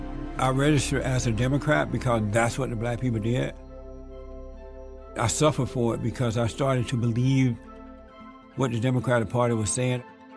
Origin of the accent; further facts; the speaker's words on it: Alabama, United States; I grew up in Alabama on a plantation, and I grew up under the Jim Crow laws.